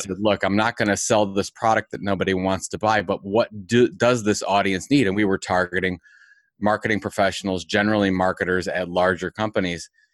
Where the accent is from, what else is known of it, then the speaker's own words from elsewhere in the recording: Cleveland, Ohio, United States; I'm from Cleveland